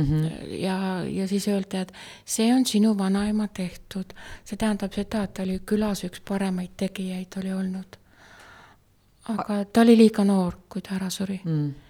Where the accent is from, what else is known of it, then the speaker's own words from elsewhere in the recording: Pärnu County, Estonia; also born or lived in Tartu; now in Puka, Estonia; Äh, ma olen sündinud Pärnumaal.